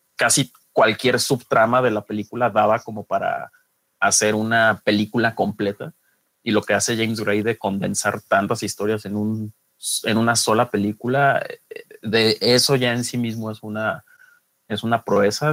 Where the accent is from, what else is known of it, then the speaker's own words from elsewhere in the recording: Guadalajara, Jalisco, Mexico; soy eh, tapatío, vivo aquí en, en Guadalajara